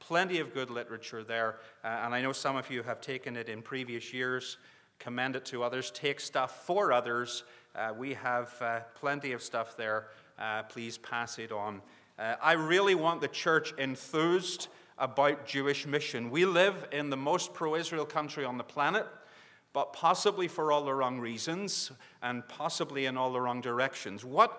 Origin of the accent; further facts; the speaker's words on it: Northern Ireland, United Kingdom; now in Northwest Arkansas, United States; I'm from Northwest Arkansas. And that's that is true. But my accent does go back a little further, although it's changing a lot, and you get like the people you're among. And so I'm becoming an American, originally from Northern Ireland